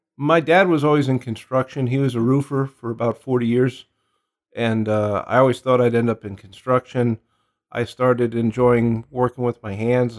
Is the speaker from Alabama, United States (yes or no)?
no; New York City, New York, United States; moved away as an adult; now in Phoenix, United States; I'm originally from Queens, New York